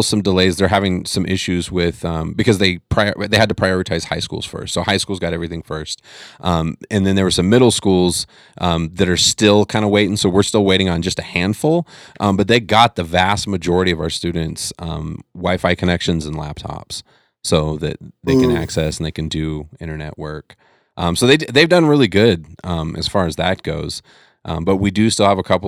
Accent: California, United States; moved away; growing up in California, my grandparents always had

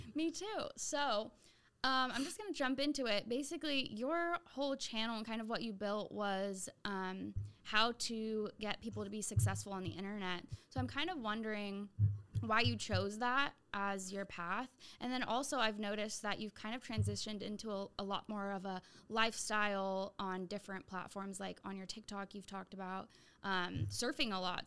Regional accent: Santa Rosa, California, United States; moved away as an adult; I moved back to my hometown

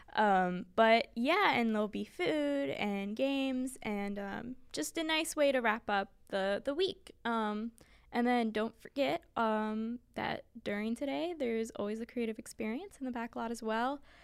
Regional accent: York, Pennsylvania, United States; I'm from York, P A.

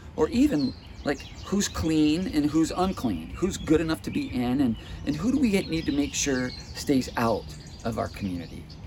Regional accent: United States; as an American consumer

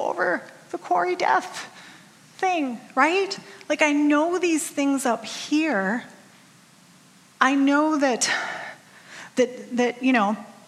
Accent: Rice Lake, Wisconsin, United States; I grew up in Rice Lake, Wisconsin, just a little ways over that-a-way.

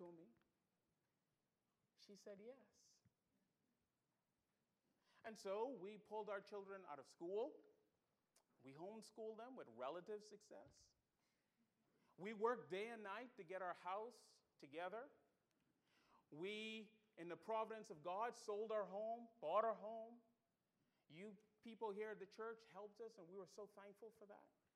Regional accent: Bahamas; moved away; also born or lived in Pensacola; I'm from the Bahamas

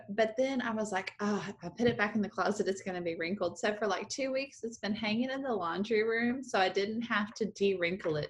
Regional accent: Texas, United States; We're all from Texas.

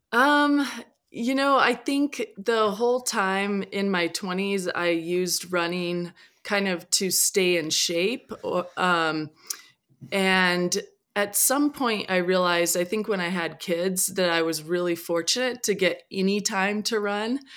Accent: Whidbey Island, Washington, United States; I grew up on Whidbey Island

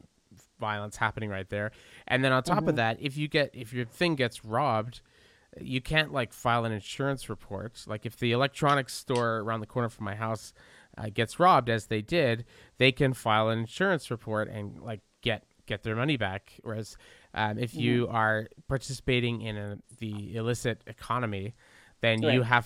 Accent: Montreal, Quebec, Canada; when I was a kid growing up in Verdun

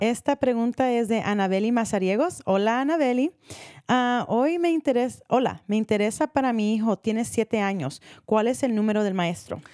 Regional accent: Marin County, California, United States; nacida aquí

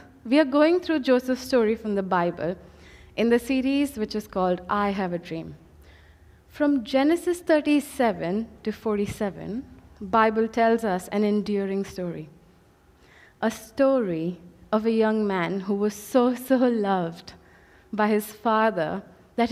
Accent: India; moved away as an adult; I come from India, 24 years of my life, I've stayed with my parents, I've studied there, I've worked there.

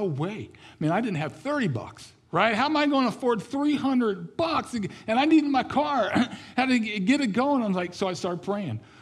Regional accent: Kansas City, Missouri, United States; I grew up in Kansas City, Missouri

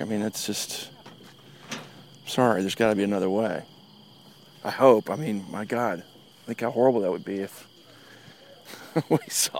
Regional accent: San Antonio, Texas, United States; San Antonio.

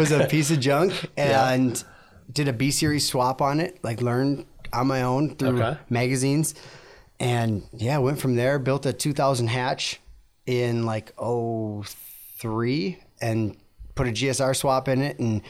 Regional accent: Minneapolis, Minnesota, United States; born there; So I was born in Minneapolis area, and then moved all over.

